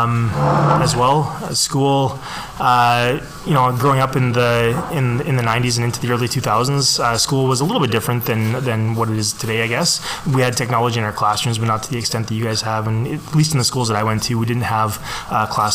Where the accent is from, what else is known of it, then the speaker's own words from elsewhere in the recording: Alberta, Canada; also born or lived in St. Paul, Alberta / Vegreville, Alberta; I did not live in Lloydminster when I was a kid, but I was raised all in Alberta. I lived in St. Paul and Vegreville for a long time